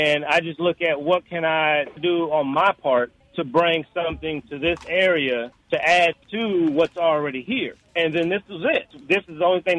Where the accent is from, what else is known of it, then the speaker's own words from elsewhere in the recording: Chicago, Illinois, United States; now in Gulf Coast, United States; I'm originally from Chicago